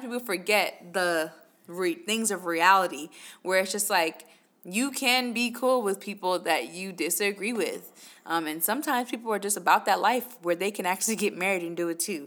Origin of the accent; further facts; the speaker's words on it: New York, United States; moved away; I'm originally from New York